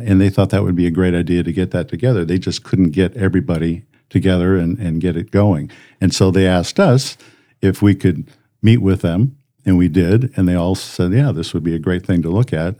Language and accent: English; Colorado Springs, Colorado, United States; moved away as an adult; now in Brandon; we grew up in Colorado, Colorado Springs